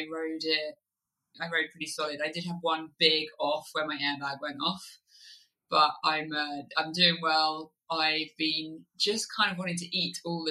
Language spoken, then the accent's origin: English; Kent, South East England, United Kingdom; moved away as an adult; also born or lived in Oxfordshire; now in Wye Valley, Wales, United Kingdom; I grew up in Kent and lived there all the way through till when I left home for university.